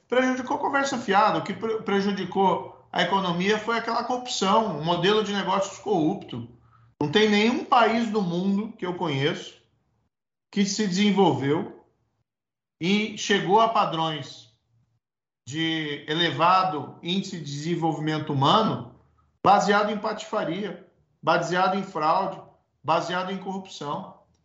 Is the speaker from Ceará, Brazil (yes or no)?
no; Paraná, Brazil; O Paraná é onde eu nasci, cresci, constituí família